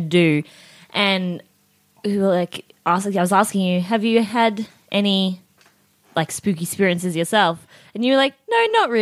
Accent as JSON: {"language": "English", "country": "Australia", "said": "as an Australian"}